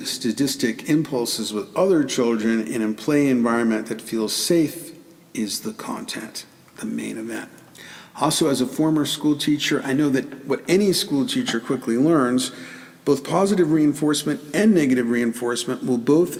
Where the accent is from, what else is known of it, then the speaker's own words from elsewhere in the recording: New York City, New York, United States; I grew up in the Bronx and taught for years in the South Bronx